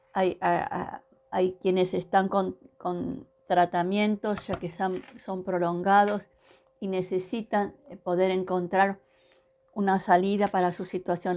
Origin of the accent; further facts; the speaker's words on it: Argentina; nosotros acá en la Argentina